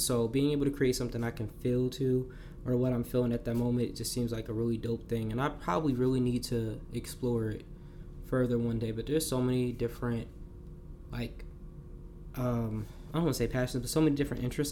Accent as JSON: {"language": "English", "region": "New Jersey", "country": "United States", "tie": "born or raised there", "said": "growing up in Jersey, all you hearing is New York music"}